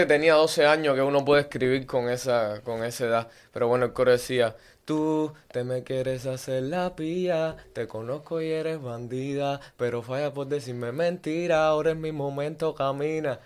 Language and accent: Spanish; Havana, Cuba; moved away as an adult; soy un artista cubano nacido en La Habana